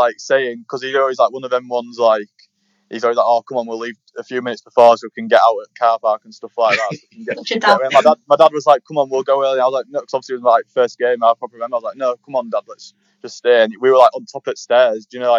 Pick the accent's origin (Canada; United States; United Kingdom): United Kingdom; Tadcaster, Yorkshire and the Humber; I'm from Tadcaster.